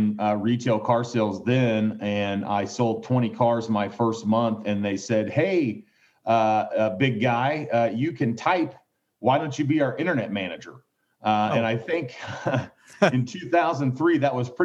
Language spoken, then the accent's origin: English; Kansas City, Missouri, United States; I'm actually live in Kansas City, Missouri, and born and raised there